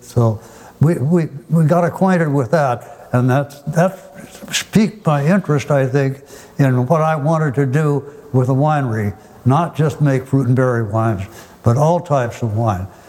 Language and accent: English; Forest Grove, Oregon, United States; I was born and raised in Forest Grove